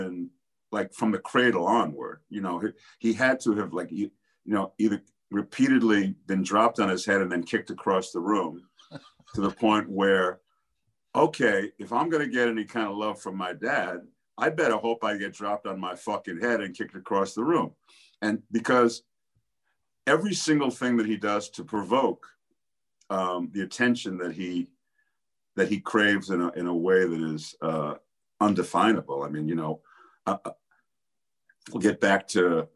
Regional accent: New York City, New York, United States; I grew up in New York City

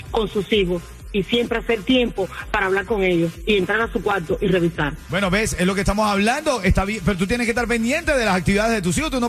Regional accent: Cuba; Soy cubano, hermano, yo los escucho.

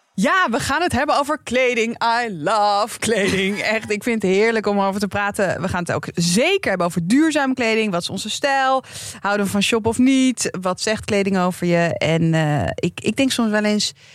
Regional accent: Amsterdam, North Holland, Netherlands; ik ben gewoon geboren en getogen Amsterdammer

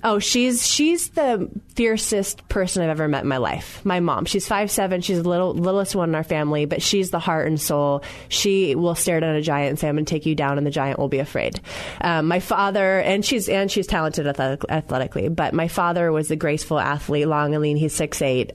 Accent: Santa Cruz, California, United States; I grew up near Santa Cruz

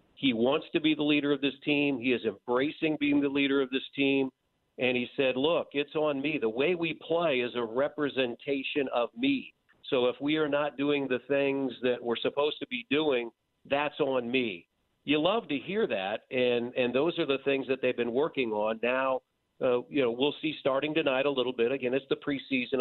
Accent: Indiana, United States; my hometown

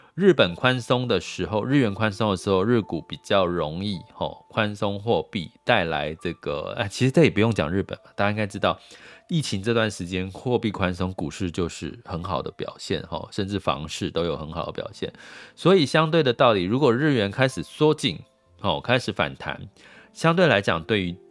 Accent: Taiwan; 我们就深在台湾

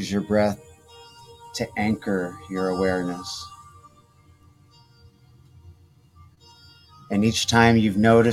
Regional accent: Detroit, Michigan, United States; now in California, United States; I'm from Detroit originally, but I've been here

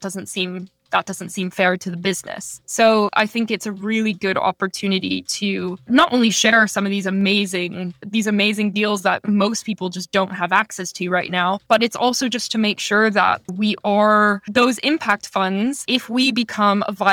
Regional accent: Toronto, Ontario, Canada; moved away as an adult; also born or lived in Rwanda; I grew up in the suburbs of Toronto

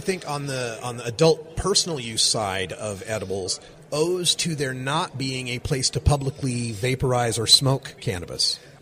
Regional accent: Oregon, United States; my home state of Oregon

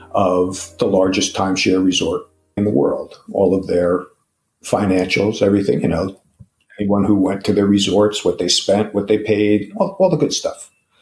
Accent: New Jersey, United States; we're from New Jersey

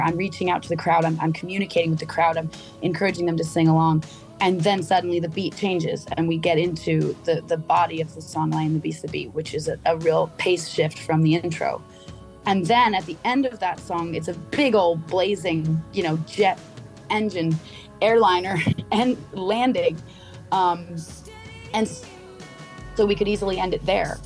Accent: Vermont, United States; I grew up in Vermont

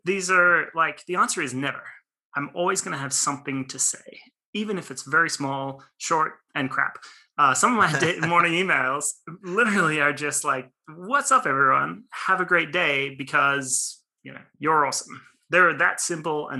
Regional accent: Australia; now in Los Angeles, United States; born and raised in Australia

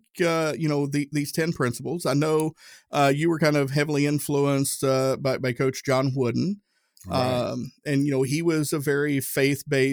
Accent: Tennessee, United States; I grew up Southern Baptist. I'm from Tennessee

